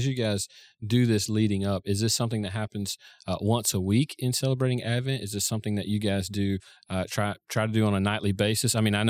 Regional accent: Florida, United States; So I grew up in Florida. Christmas was 80 degrees or 85 degrees.

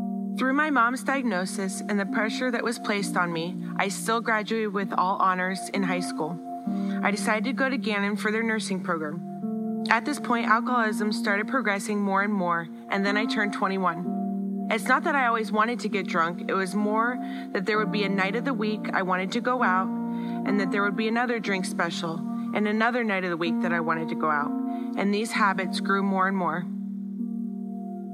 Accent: North Carolina, United States; also born or lived in Erie, Pennsylvania; When I was a kid, my family moved to North Carolina, and in 4 years, I went to 3 different elementary schools

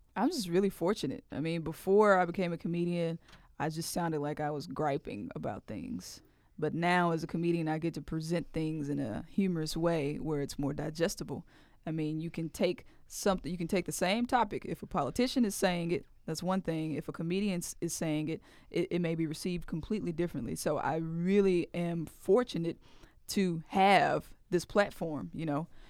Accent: Mississippi, United States; "Where are you from?" I said, "Mississippi."

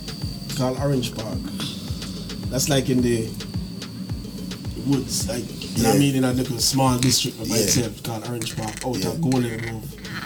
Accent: Saint Ann, Jamaica; now in New York, United States; me, you know … from New York, originally from Jamaica.

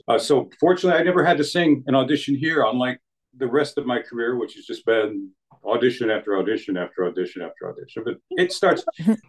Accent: Middletown, New Jersey, United States; moved away as an adult; also born or lived in Germany / Indiana; I grew up in uh, Middletown, Monmouth County

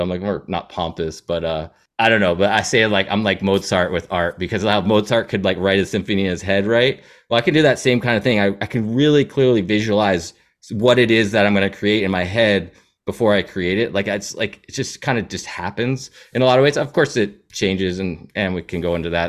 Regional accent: Seattle, Washington, United States; also born or lived in New Hampshire; I'd say Seattle is my home. That's where I grew up

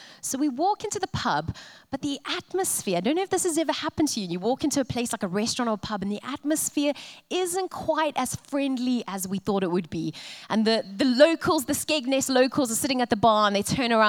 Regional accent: Cape Town, Western Cape, South Africa; moved away as an adult; now in Coventry, United Kingdom; being South African and hailing from the city of Cape Town, I come from a country

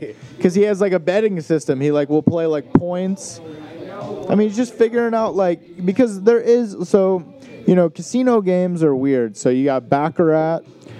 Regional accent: the South, United States; Not, I'm from the South.

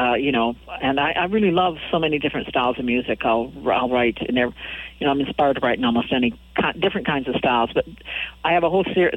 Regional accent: Saskatoon, Saskatchewan, Canada; She's from Saskatoon, where I'm from, Saskatchewan.

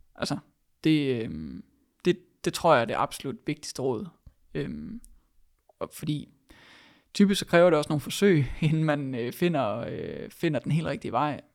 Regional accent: Denmark; vi som danskere har været vant til at gøre tingene på

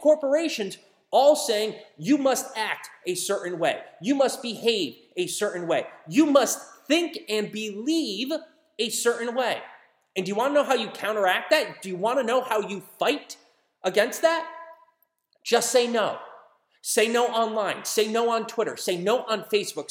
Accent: United States; as an American

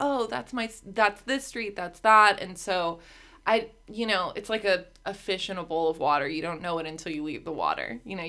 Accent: Van Nuys, California, United States; Because I'm from here. I'm from the San Fernando Valley. Grew up in Van Nuys and then later Woodland Hills.

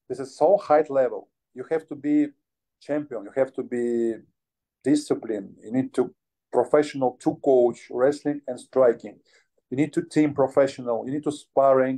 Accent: Ukraine; English is a second language; I'm from Ukraine. I have good bad situation in my country.

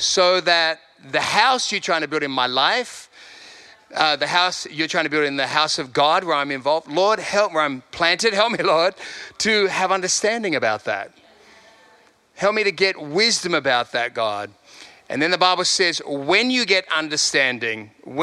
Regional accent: Sydney, New South Wales, Australia; moved away as an adult; also born or lived in London; now in Perth, Australia; I'm not from Perth, I'm from Sydney, left there when I was 30.

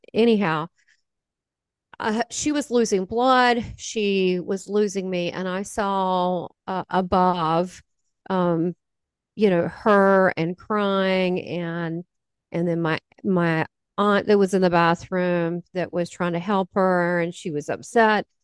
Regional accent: the South, United States; 'cause I'm from the South

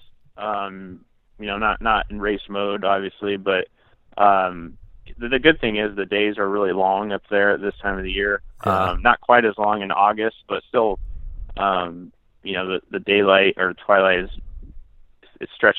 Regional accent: central Iowa, United States; my hometown again, in central Iowa

